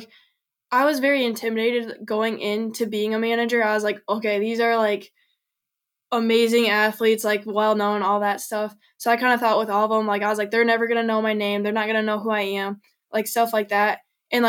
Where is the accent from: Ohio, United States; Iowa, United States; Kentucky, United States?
Iowa, United States; I'm from Iowa